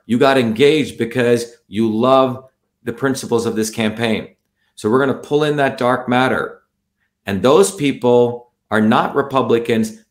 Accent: India; now in Massachusetts, United States; 40 years ago, I when I grew up in India

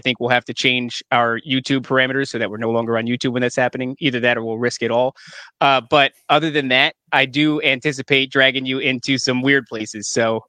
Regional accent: Elizabeth, New Jersey, United States; also born or lived in Edison, New Jersey / Woodbridge, New Jersey / Freehold, New Jersey / Highland Lakes, New Jersey; I was born in Elizabeth, and so we were both from very fantastic neighborhoods. And I moved all over. So I lived in Edison, Woodbridge, Freehold, all the way up north to Highland Lakes, right there at the border where it meets New York.

